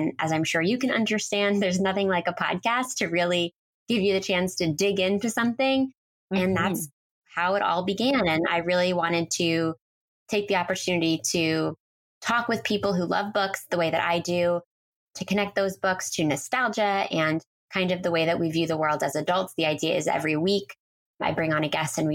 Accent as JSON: {"language": "English", "town": "Philadelphia", "region": "Pennsylvania", "country": "United States", "also_born_or_lived": "New York City", "moved": "as an adult", "said": "I'm from the Philadelphia area"}